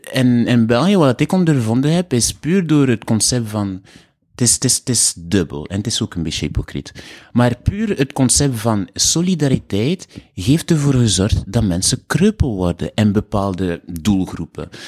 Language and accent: Dutch; Haiti; also born or lived in Bruges, Belgium; now in Belgium; ik kom uit Haiti en Dominicaan, Haitiaan